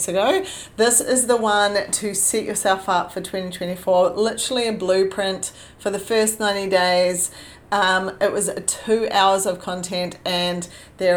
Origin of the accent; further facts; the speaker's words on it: New Zealand; moved away; I was born in New Zealand, so it's been a few years since I went back